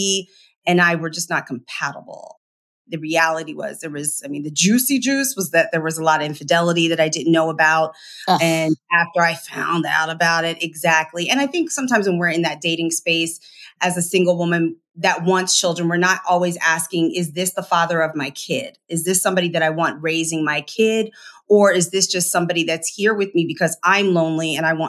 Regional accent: Philadelphia, Pennsylvania, United States; I'm from Philly

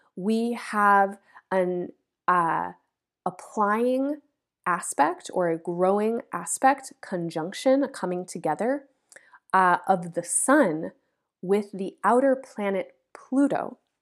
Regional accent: United States; the so-called United States, which is a place where I grew up

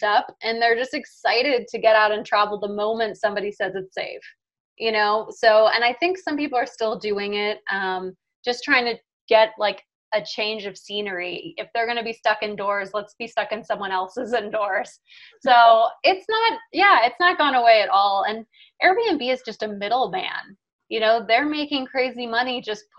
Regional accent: Jamaica; I was born in Jamaica

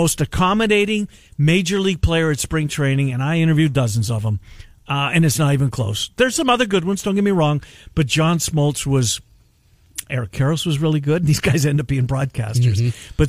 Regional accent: Canada; and I'm getting crushed, and I'm the Canadian, right?

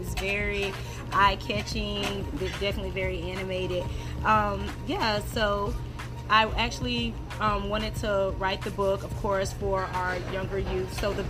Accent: Tallahassee, Florida, United States; now in Tampa, United States; I'm originally from Tallahassee, Florida. I now live in the Tampa, St. Petersburg area. I've been here for a while.

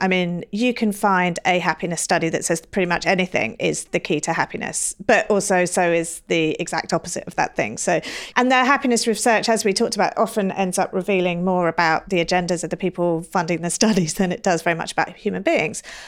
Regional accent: England, United Kingdom; now in United States; I'm from England

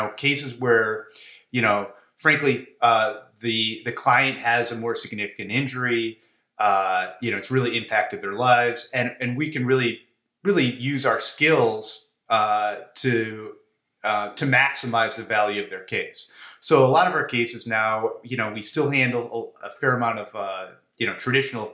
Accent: Chicago, Illinois, United States; I was born and bred in Chicago. I guess I was too stupid to leave

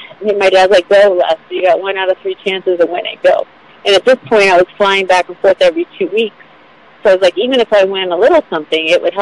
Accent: West Virginia, United States; oh my God, I'm from West Virginia.

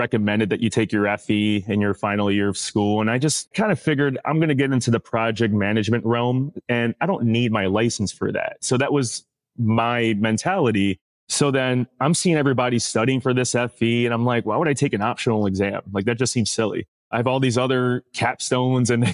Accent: New York City, New York, United States; I'm originally from New York City and I was born and raised in the Bronx.

